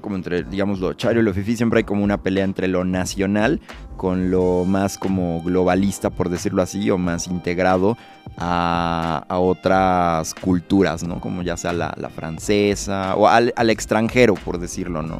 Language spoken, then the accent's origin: Spanish; Mexico; como buenos mexicanos